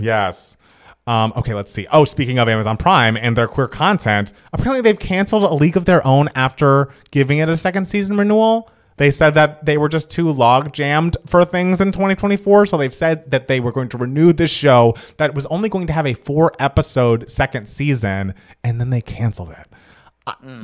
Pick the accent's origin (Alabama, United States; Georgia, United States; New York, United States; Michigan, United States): Georgia, United States; my home state of Georgia